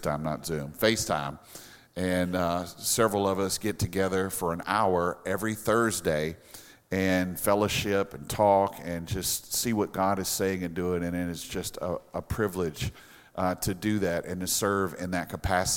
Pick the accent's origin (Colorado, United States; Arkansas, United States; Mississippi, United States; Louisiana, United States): Louisiana, United States; now in South Florida, United States; we're from Louisiana